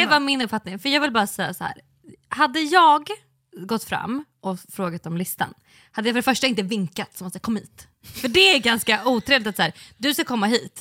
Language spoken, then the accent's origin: Swedish; Sweden; vi är svenskar